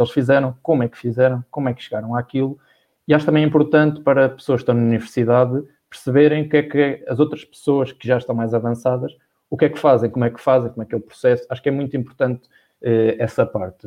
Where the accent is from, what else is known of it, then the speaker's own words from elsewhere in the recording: Viseu, Centro, Portugal; moved away as an adult; now in Porto, Portugal; quando saí de Viseu fui para o Porto, morar sozinho